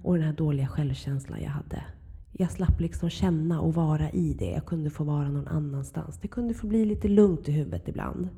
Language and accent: Swedish; Huddinge, Stockholm County, Sweden; Jag växte upp i Flemingsberg i mm. Huddinge kommun.